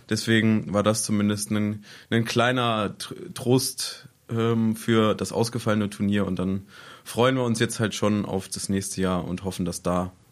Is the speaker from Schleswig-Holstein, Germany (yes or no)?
no; Laumberg, Lower Saxony, Germany; Der schönste Platz in der Region? Mein Heimatort Laumberg.